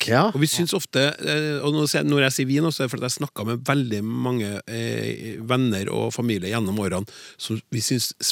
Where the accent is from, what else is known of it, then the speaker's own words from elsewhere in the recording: Bergen, Vestland, Norway; og mitt favorittord er rabarbra. Fordi det er så morsomt å si, spesielt eh, som bergenser, fordi det er så mange r-er i ordet.